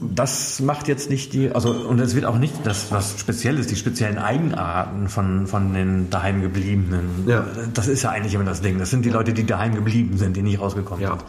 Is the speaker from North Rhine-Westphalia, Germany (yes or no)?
yes; Münsterland, North Rhine-Westphalia, Germany; mein Heimatdorf, also im Münsterland